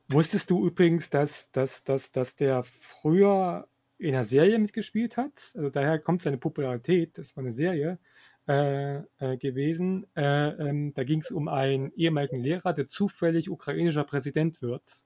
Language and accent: German; Germany; wir als Deutsche